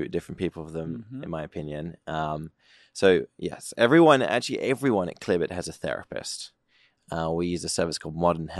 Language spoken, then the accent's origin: English; United Kingdom; I'm British.